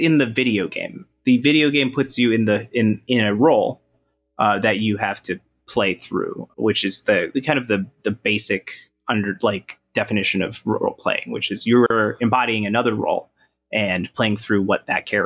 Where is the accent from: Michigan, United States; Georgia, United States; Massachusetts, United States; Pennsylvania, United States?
Michigan, United States; Bay City; I grew up in Bay City, Michigan